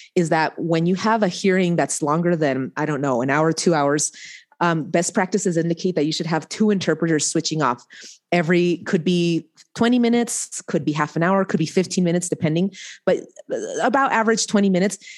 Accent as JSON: {"language": "English", "town": "Reno", "region": "Nevada", "country": "United States", "tie": "born or raised there", "also_born_or_lived": "Angoulême, France", "said": "I came back to Reno, Nevada, my, my hometown"}